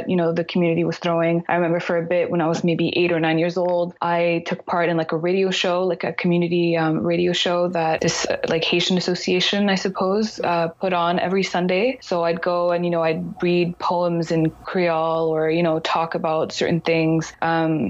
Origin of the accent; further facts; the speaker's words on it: Ottawa, Ontario, Canada; English is a second language; also born or lived in Connecticut; I was born in Ottawa, Ontario, the capital city of Canada